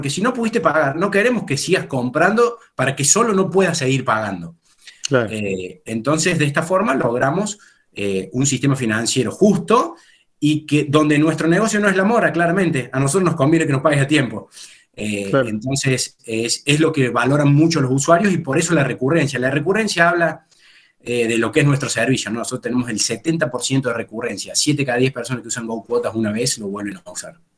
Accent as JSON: {"language": "Spanish", "region": "Córdoba", "country": "Argentina", "tie": "born or raised there", "said": "estamos en Córdoba, de, donde somos oriundos"}